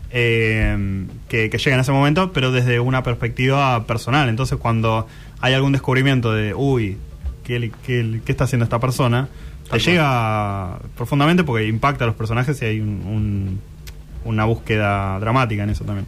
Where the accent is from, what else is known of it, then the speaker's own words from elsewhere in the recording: Argentina; como argentinos